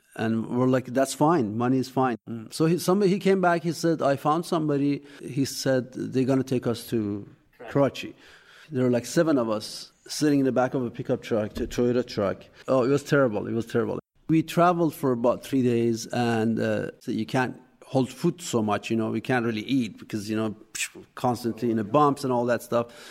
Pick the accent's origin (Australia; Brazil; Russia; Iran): Iran; Masjed Soleyman, Khuzestan; English is a second language; now in Eugene, United States; I was born in a small town called Masjid Suleiman in southern Iran